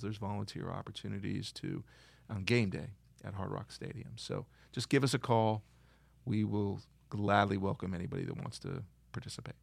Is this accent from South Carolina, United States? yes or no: no; Miami, Florida, United States; also born or lived in Detroit, Michigan; I was born in Detroit, and I guess just before the age of three, my parents moved to Miami. So that's all I remember